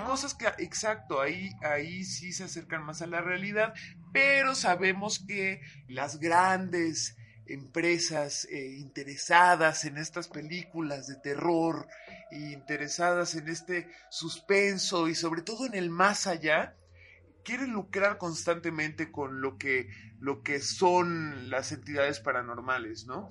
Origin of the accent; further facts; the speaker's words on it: Atizapán, State of Mexico, Mexico; nací y crecí en Atizapán, en el Estado de México